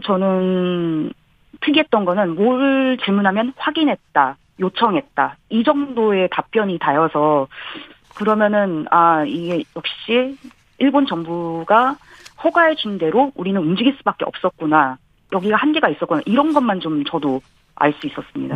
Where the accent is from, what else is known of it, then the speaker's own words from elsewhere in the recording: South Korea; moved away as an adult; now in Tokyo, Japan; 제가 이제 한국인이니까